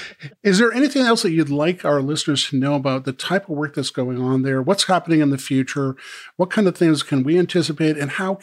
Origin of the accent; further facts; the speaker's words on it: Maine, United States; my growing up in Maine